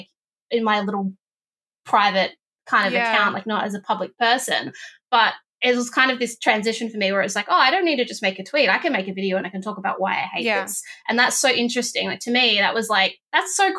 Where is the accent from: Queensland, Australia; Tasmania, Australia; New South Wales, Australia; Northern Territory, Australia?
Northern Territory, Australia; now in Victoria, Australia; I was from the Northern Territory